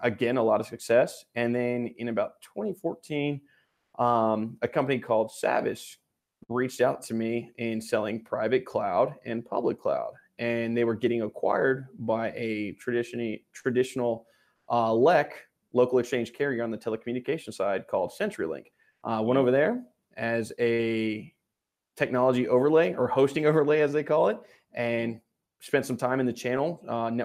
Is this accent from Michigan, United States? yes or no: no; Texas, United States; being a Texan